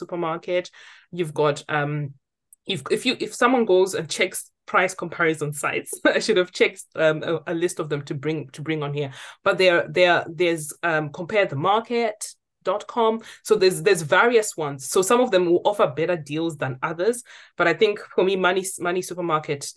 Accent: Zimbabwe; now in United Kingdom; I'm from Zimbabwe.

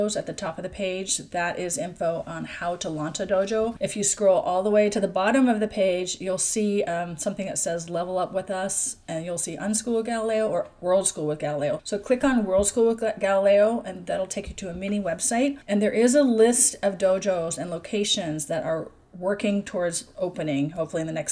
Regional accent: Seattle, Washington, United States; moved away; my home country of the US, which is the Seattle area

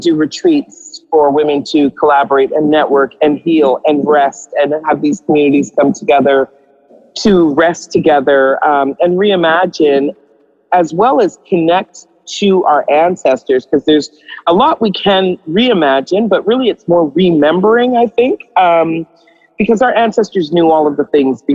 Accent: Winnipeg, Manitoba, Canada; also born or lived in Trinidad and Tobago; now in Vancouver, Canada; I grew up in Winnipeg, so there for about 10 years. I wasn't born in Canada. I was born on the beautiful lands of Trinidad and Tobago

